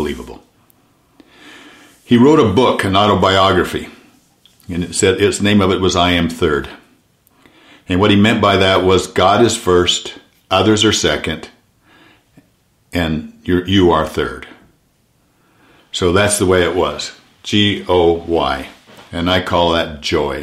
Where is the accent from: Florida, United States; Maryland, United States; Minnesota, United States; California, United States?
California, United States; Southern; I was born in Southern California. I played football in Southern California, both in high school and college.